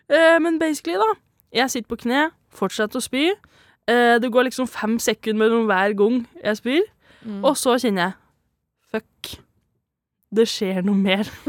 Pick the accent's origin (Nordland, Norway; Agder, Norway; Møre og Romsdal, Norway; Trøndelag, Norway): Trøndelag, Norway; Valset; accent: broad dialect; fra ei bygd som heter Valset. Det er derfor jeg har litt bred dialekt.